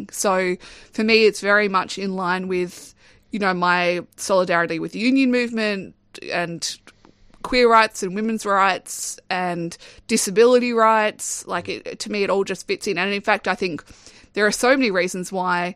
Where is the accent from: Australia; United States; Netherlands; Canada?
Australia; Darwin, Northern Territory; growing up in Darwin